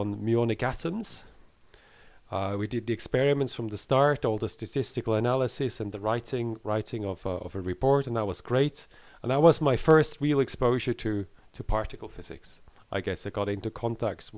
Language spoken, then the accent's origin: English; Basel, Basel-Stadt, Switzerland; moved away as an adult; also born or lived in Lausanne, Switzerland; now in Edinburgh, United Kingdom; I grew up in Switzerland, in Basel